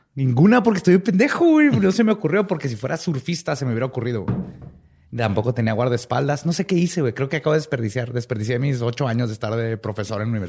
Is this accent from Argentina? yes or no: no; Mexico; como los mexicanos